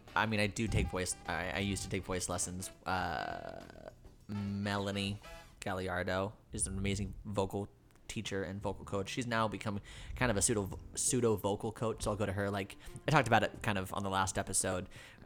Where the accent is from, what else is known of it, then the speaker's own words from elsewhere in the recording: New York, United States; also born or lived in Davenport, Florida; I'm from New York, but I went to Davenport, and my school was in Lakeland, and it's a 45-minute drive.